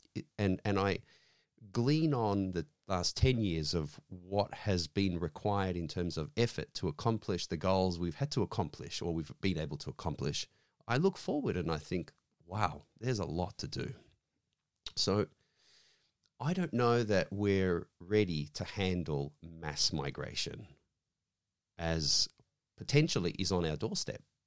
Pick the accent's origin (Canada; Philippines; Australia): Australia; I'm Australian-born, My parents came in from overseas in the seventies